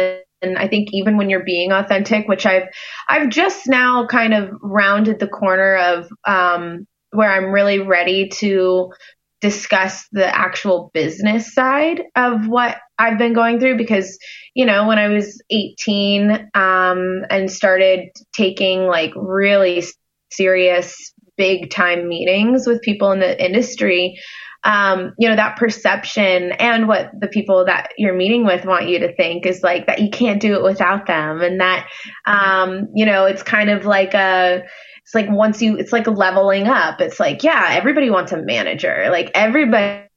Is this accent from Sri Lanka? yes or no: no; Hilton Head Island, South Carolina, United States; I'm born and raised on a small island called Hilton Head Island, off the coast of South Carolina.